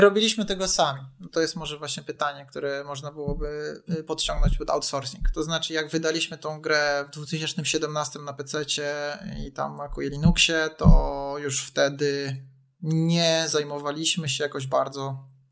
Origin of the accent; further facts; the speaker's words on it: Poland; u nas y, w Polsce